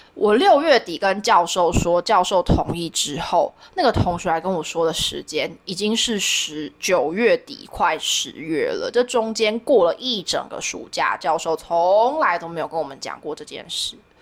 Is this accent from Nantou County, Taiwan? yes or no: no; Yunlin County, Taiwan; 我是， 我是云林人